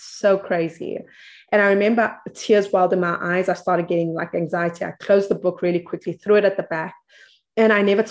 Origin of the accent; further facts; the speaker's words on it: South Africa; I come from South Africa, a very interesting place